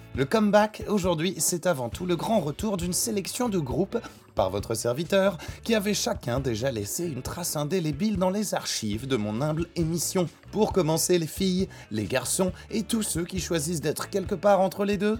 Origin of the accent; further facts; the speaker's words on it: France; chez nous en France